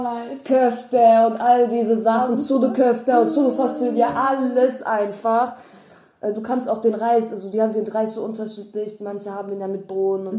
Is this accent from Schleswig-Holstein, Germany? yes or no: no; North Rhine-Westphalia, Germany; now in Berlin, Germany; bei uns in NRW